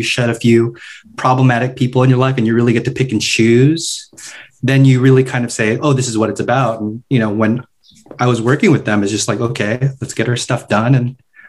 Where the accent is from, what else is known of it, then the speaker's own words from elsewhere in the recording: Philippines; We're both Filipino.